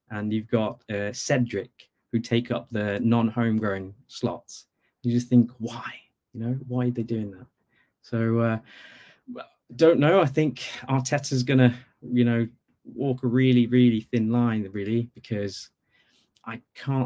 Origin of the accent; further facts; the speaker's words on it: Bangladesh; now in Norwich, United Kingdom; I actually grew up in Bangladesh